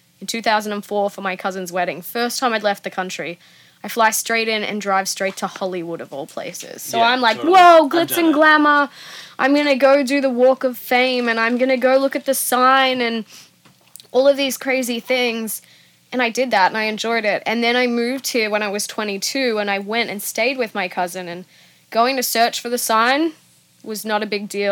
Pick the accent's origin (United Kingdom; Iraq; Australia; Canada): Australia; now in San Francisco, United States; I'm Australian